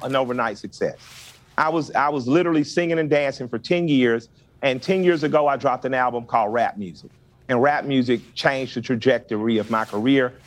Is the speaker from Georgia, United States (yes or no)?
yes; Atlanta, Georgia, United States; we're both from the Deep South. So, I'm from Atlanta.